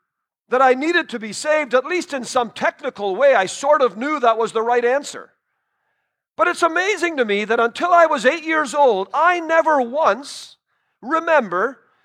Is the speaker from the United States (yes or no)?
no; Trinidad & Tobago; born there; But I was born in Trinidad. My parents were missionaries there.